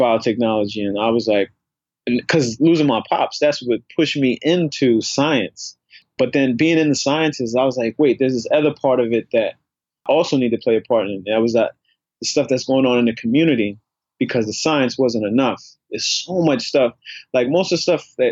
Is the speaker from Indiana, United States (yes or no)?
no; New York City, New York, United States; also born or lived in Harlem, New York; I grew up in the South Bronx.